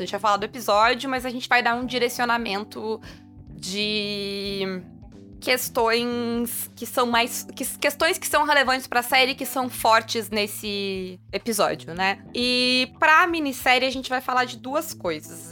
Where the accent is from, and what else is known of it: Brazil